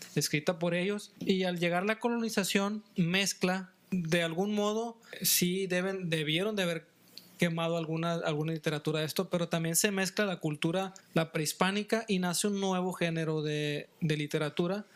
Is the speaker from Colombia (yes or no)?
no; Mexico